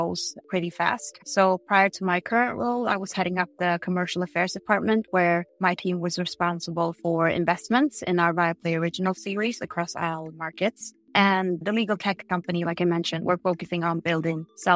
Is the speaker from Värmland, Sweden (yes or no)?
yes; Degerfors, Värmland, Sweden; also born or lived in Gothenburg; A couple of years in the suburbs of Gothenburg, and then most of my childhood was spent in Degerfors, Värmland, where soccer is religion